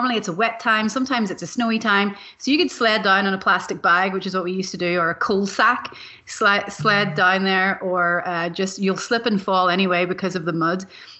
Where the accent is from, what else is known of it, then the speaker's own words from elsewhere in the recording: Cushendall, Northern Ireland, United Kingdom; also born or lived in Belfast; now in Austin, United States; growing up in Ireland, in the north of Ireland, I was born in Belfast. And when I was 9, we moved to a beautiful village called Cushendall, which is on the northeast Antrim coast. And it's part of the 9 glens of Antrim.